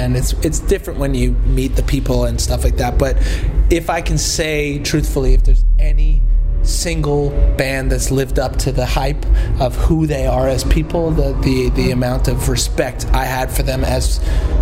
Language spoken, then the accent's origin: English; Canada; accent: Canadian; I am from Canada